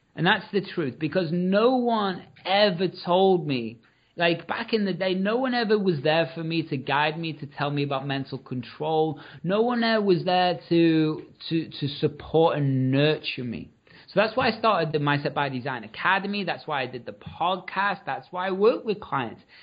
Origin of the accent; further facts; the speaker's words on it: Liverpool, North West England, United Kingdom; I'm from Liverpool